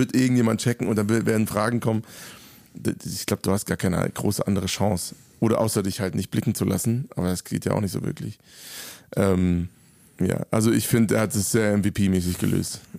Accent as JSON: {"language": "German", "town": "Frankfurt", "region": "Hesse", "country": "Germany", "tie": "born or raised there", "said": "Tourabschluss in meiner Heimat in Frankfurt."}